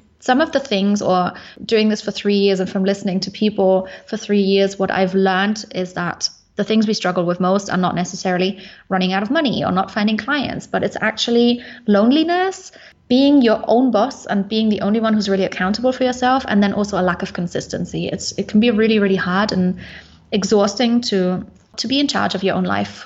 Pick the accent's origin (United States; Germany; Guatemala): Germany; Munich, Bavaria; moved away as an adult; I come originally from Munich in Germany, but I am now location independent